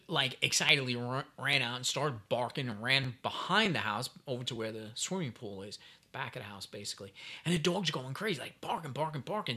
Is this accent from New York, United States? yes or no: yes; New York City, New York, United States; I'm from New York City